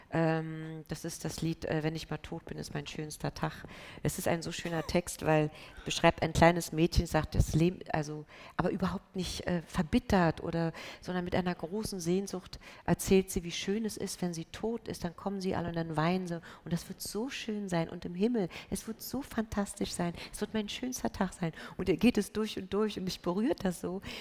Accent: Berlin, Germany; Ich bin Berlinerin, also es sprang mich einfach auch

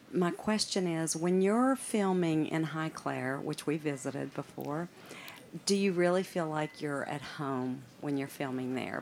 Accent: United States; now in London, United Kingdom; I'm an American living in London

